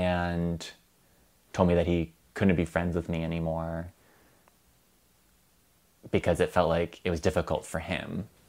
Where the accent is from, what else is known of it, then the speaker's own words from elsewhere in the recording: Chagrin Falls, Ohio, United States; I'm from Chagrin Falls, Ohio.